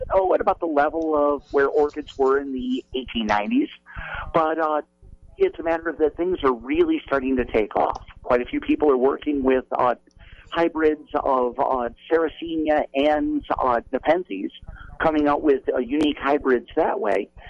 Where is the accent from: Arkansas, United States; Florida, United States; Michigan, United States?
Michigan, United States; I was born in Michigan, and uh, the uh, mosquito is practically the state bird there